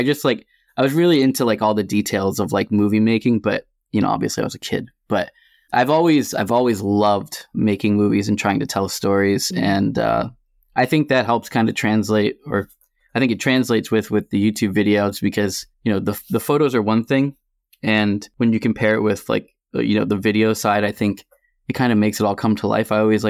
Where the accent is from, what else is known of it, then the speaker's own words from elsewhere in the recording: Massachusetts, United States; I am a photographer from Massachusetts.